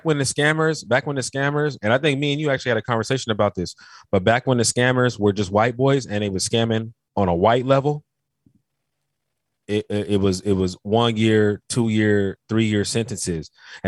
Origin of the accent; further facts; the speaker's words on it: Carolina, United States; I told you in the last podcast I was from Carolina. Do you know about the Geechee niggas?